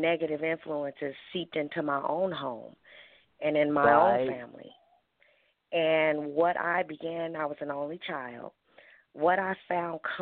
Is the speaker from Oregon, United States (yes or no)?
no; Oakland, California, United States; I grew up in East Oakland, California. I was born and raised there